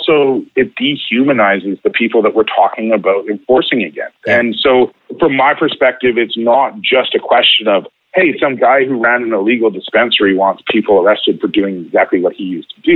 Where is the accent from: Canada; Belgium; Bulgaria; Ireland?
Canada; Vancouver, British Columbia; now in Vancouver Island, Canada; I grew up in Vancouver until I was 30, and now I'm 40.